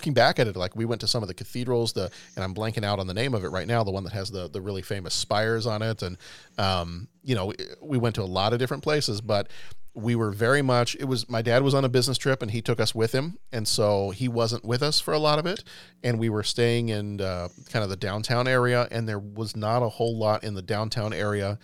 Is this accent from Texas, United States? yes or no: yes; Texas, United States; moved away; also born or lived in Europe; I'm from Texas.